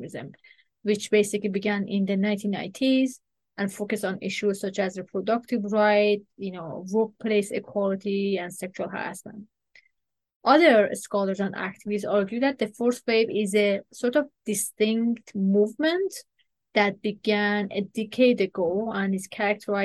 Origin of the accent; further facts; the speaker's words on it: Iran; now in Canada; I am originally from Iran. And as an Iranian Canadian woman